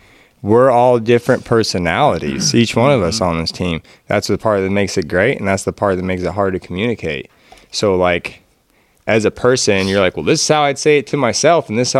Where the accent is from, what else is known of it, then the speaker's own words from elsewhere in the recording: Oregon, United States; And we are all from the Pacific Northwest. I'm pretty happy